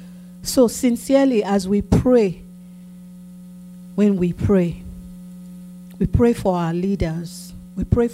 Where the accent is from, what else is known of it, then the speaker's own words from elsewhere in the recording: Lagos, Nigeria; now in United States; as a child growing up in Akoka